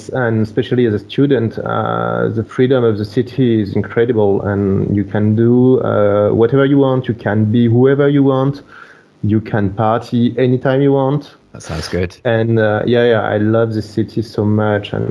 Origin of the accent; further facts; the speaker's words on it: France; English is a second language; also born or lived in Brazil; I grew up listening to both languages. I grew up in France, but I traveled a lot to Brazil when I was a child.